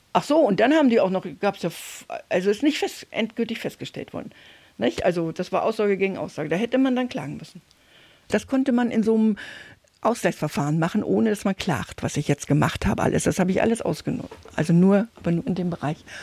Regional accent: Oderbruch, former GDR, Brandenburg, Germany; moved away; ich bin gebürtig aus dem Oderbruch in der DDR, ehemaligen DDR, Brandenburg.

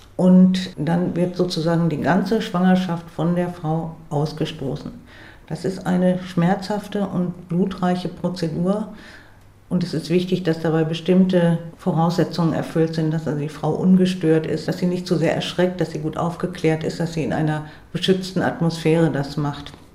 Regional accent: Bremerhaven, Bremen, Germany; in Bremerhaven, wo ich herkomme

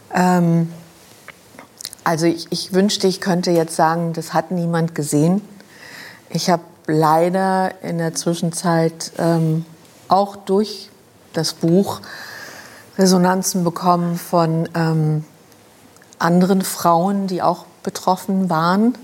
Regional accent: Luxembourg; moved away; also born or lived in Germany; ich kam aus Luxemburg, ich kam aus einer aus einem Elternhaus

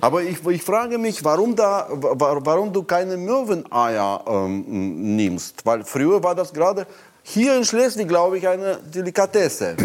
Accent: Moscow, Russia; German is a second language; moved away as an adult; also born or lived in Berlin, Germany; now in Brandenburg, Germany; meine Heimat, die Sowjetunion

